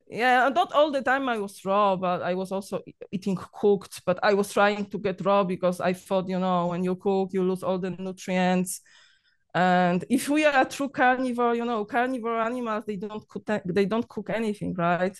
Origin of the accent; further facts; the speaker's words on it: Poland; English is a second language; moved away as an adult; now in Cyprus; I'm Polish.